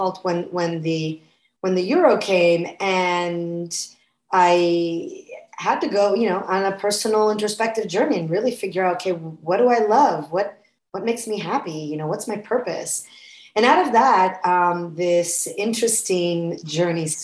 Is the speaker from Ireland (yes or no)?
no; Florence, Tuscany, Italy; moved away as an adult; now in United States; So I was born and raised in Florence, Italy. I'm American mother, Italian father